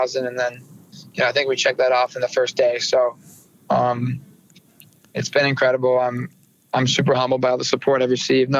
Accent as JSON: {"language": "English", "area": "near Coquitlam", "region": "British Columbia", "country": "Canada", "tie": "born or raised there", "said": "in a town so close to my hometown. You know, I live 10 minutes from the rink here in Coquitlam."}